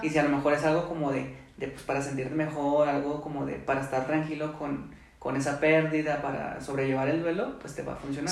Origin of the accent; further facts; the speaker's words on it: Mexico; nuestras tradiciones, ¿no? De nuestra cultura eh, como mexicanos